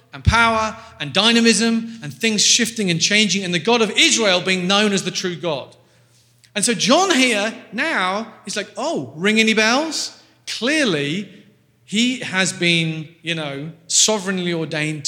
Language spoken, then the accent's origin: English; England, United Kingdom; I'm from England. We're quite a straight bunch